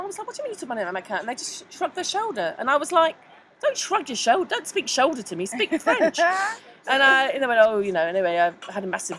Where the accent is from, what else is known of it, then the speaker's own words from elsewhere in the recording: Scotland, United Kingdom; I'm Scottish